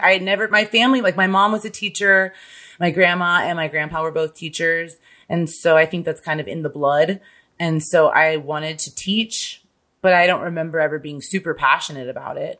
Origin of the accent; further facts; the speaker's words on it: Midwest, United States; I'm literally from the Midwest where there is no accent